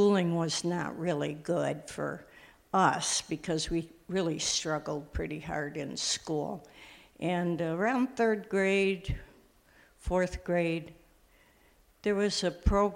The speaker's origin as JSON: {"language": "English", "region": "Illinois", "country": "United States", "tie": "born or raised there", "also_born_or_lived": "New York / Wheaton, Illinois"}